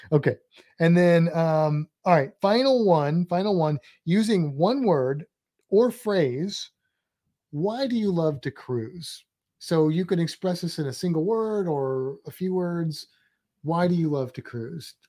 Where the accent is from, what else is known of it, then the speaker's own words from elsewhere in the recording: St. Louis, Missouri, United States; I'm from Saint Louis